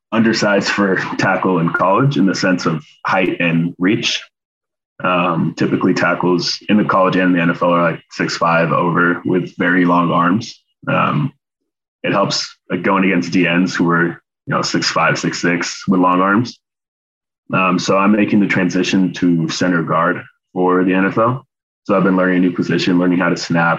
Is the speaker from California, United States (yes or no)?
yes; Davis, California, United States; I'm from Davis. My parents live here. So I just moved back in with them.